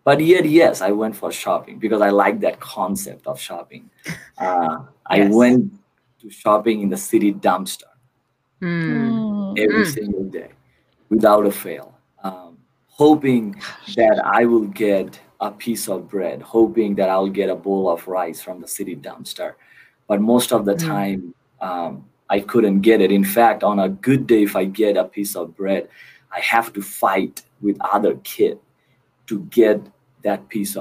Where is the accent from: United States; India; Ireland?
India; Kolkata, West Bengal; moved away; Born and raised in Kolkata, India